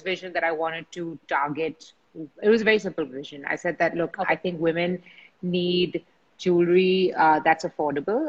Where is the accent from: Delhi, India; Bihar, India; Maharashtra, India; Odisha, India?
Maharashtra, India; Mumbai; I grew up in Bombay uh, with in a family of jewelers